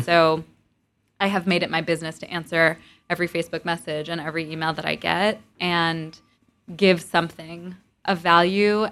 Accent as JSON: {"language": "English", "town": "Montclair", "region": "New Jersey", "country": "United States", "tie": "born or raised there", "also_born_or_lived": "East Village, New York / Providence, Rhode Island", "moved": "as an adult", "lives_now": "New York, United States", "said": "I was born in the East Village, but I grew up mostly in Montclair, New Jersey"}